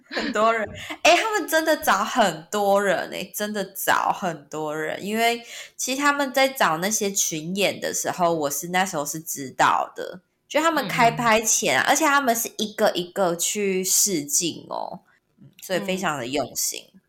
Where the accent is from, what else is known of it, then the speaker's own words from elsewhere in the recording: Taiwan; first language Taiwanese Hokkien; Chinese is a second language; 我对自己的自我认知是我就是台湾这片土地的人，那我就是台湾人